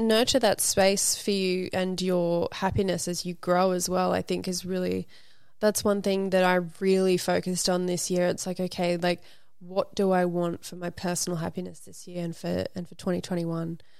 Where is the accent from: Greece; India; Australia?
Australia; Brisbane, Queensland; also born or lived in Sydney, Australia; now in Los Angeles, United States; me growing up in Brisbane, Australia on acreage with, like, horses and kangaroos